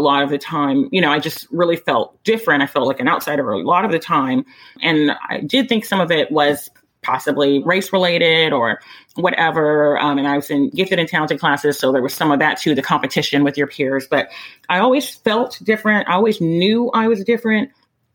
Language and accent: English; Texas, United States; born or raised there; also born or lived in Midwest, United States